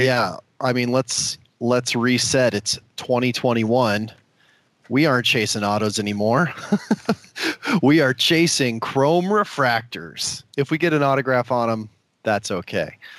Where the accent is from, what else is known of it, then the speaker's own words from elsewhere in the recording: Omaha, Nebraska, United States; my hometown of Omaha, Nebraska